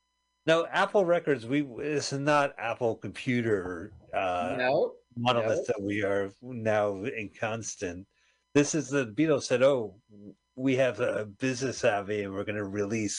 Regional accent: London, United Kingdom; I was born in London, England in 1968.

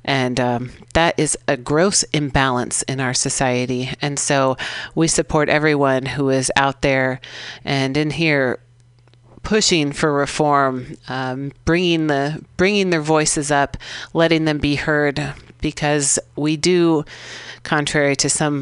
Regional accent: San Francisco, California, United States; I grew up here in San Francisco out in the sunset, right by the beach

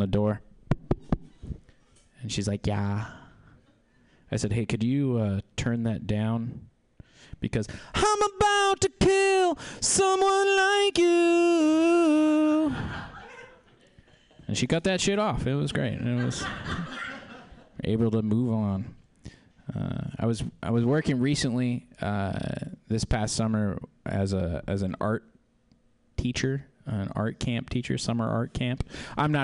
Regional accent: South Central Kansas, United States; moved away; also born or lived in Jacksonville, North Carolina; I'm from South Central, Kansas

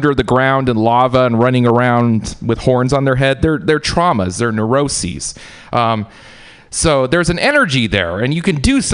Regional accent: United States; growing up in America

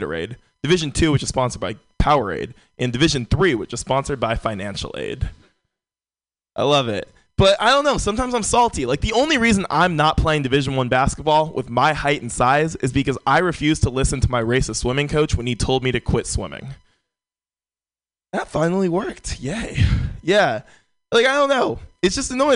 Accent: San Francisco, California, United States; Born and raised in San Francisco

